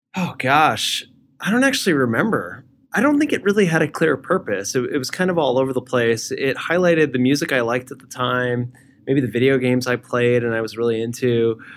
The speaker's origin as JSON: {"language": "English", "town": "Edison", "region": "New Jersey", "country": "United States", "tie": "born or raised there", "also_born_or_lived": "Brooklyn, New York", "said": "I was raised in a town called Edison"}